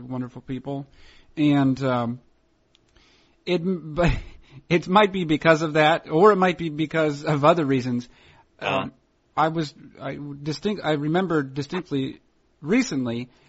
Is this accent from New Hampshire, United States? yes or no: yes; New Hampshire, United States; When I growing up in New Hampshire